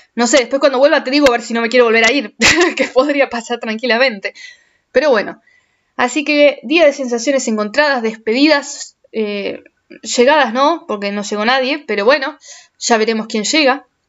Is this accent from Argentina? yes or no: yes; Argentina; moved away as an adult; los argentinos somos querendones, los argentinos somos, somos de aferrarnos a la gente